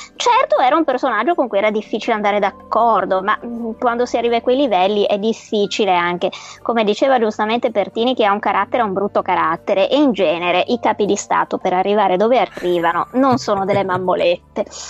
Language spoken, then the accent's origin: Italian; Venice, Veneto, Italy; sono veneziana